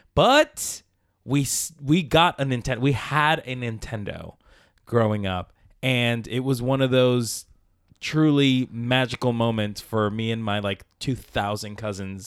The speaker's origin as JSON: {"language": "English", "town": "Palmira", "region": "Valle del Cauca", "country": "Colombia", "tie": "born or raised there", "said": "I was born in Colombia, in South America, in a village, Palmira, Colombia, Valle de Cauca."}